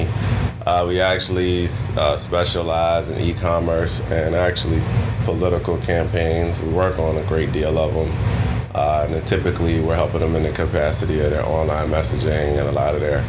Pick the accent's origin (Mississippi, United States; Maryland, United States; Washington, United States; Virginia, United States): Virginia, United States; Mechanicsville; also born or lived in Richmond, Virginia; So I grew up in Richmond. Actually, outside of it, I grew up in Mechanicsville, technically. Went to school in Richmond